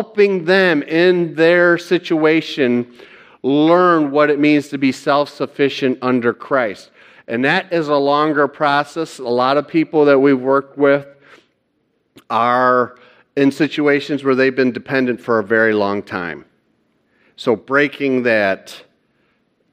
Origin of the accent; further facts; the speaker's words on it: Hudsonville, Michigan, United States; also born or lived in Kalamazoo, Michigan; I'm from Hudsonville, Michigan, and I'm a member of Cornerstone United Reformed Church there.